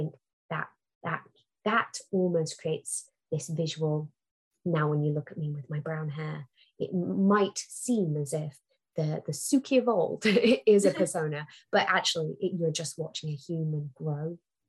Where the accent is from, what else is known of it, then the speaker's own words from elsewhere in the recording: Singapore; Yeah, I'm a Singaporean woman. Yeah, I'm an Indian woman. Yeah, I'm a brown woman.